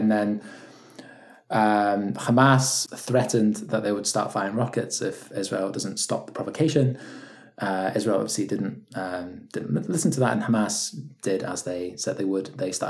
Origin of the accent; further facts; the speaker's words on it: Scotland, United Kingdom; also born or lived in Poland / England; I was born in Poland and moved to Scotland when I was 9, and then lived in England for a bit as well, just moving from London to Scotland, so now in the process.